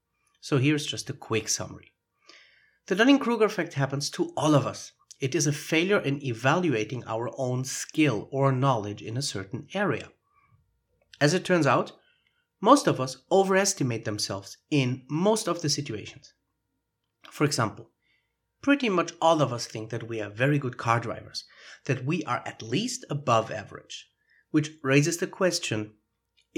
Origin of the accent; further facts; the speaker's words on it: Germany; accent: German; English is a second language; moved away; there is an accent that a native speaker will immediately notice. It just gives away that I am German. And I started speaking Spanish when I was 21 years old